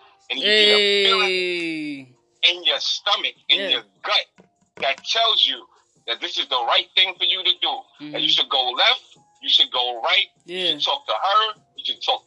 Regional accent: New York City, New York, United States; now in South Carolina, United States; I'm originally from Jamaica, Queens, New York, South Side, Jamaica, Queens.

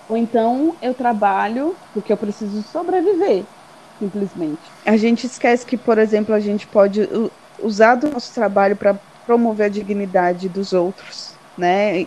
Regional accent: São Paulo, Brazil; para mim, como paulista

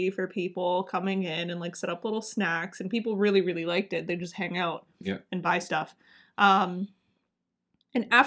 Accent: Niagara, Ontario, Canada; now in Ottawa, Canada; I'm from Niagara

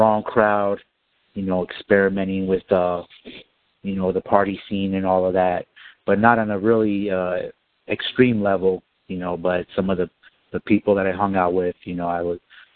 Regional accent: Los Angeles, California, United States; moved away; also born or lived in Arizona; I'm from Los Angeles, California

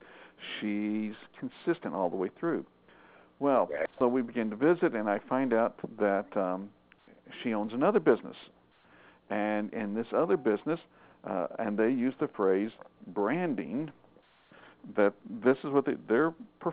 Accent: Arkansas, United States; moved away; I went home to Arkansas, and my hometown is right on the Oklahoma border.

